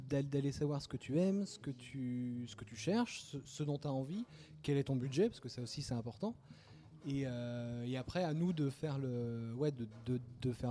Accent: Pornic, Pays de la Loire, France; moi, je suis de Pornic, exactement.

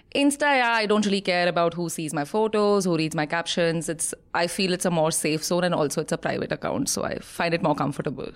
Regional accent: Jharkhand, India; also born or lived in Bihar; I'm from Jharkhand.

